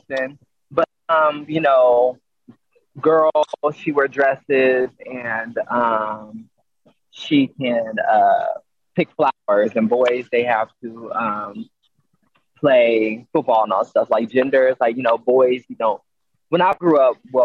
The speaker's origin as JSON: {"language": "English", "town": "Mesquite", "region": "Texas", "country": "United States", "tie": "born or raised there", "said": "I grew up in Mesquite, so like Mesquite was very much so white"}